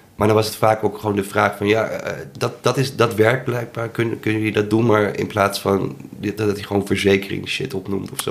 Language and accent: Dutch; Amsterdam, North Holland, Netherlands; Ik ben een Amsterdammer